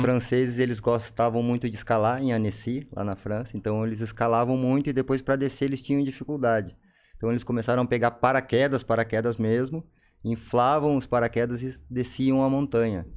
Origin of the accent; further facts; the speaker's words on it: São Leopoldo, Rio Grande do Sul, Brazil; also born or lived in Cachoeira do Sul; eu nasci em Cachoeira do Sul, no Rio Grande do Sul, cidade interior. Fui para São Leopoldo, uhum mais ou menos. São Léo Grande. Isso, 9, 10 anos aí.